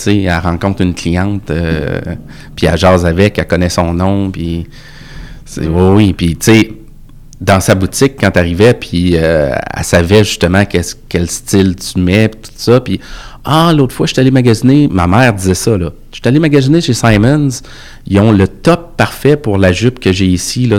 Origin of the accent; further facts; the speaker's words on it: Quebec City, Quebec, Canada; Je viens de Sainte-Foy.